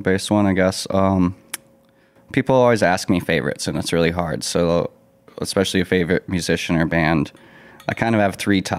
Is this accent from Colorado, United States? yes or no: yes; Colorado, United States; now in Minnesota, United States; I was raised in Colorado. I came up in the heavy metal scenes and very punk rock.